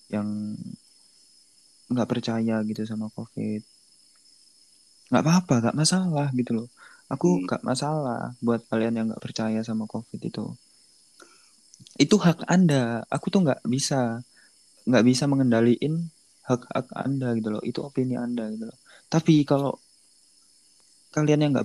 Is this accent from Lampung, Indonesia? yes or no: no; North Kalimantan, Indonesia; bahkan menurutku di daerahku ya Kalimantan Utara ini tambah banyak cok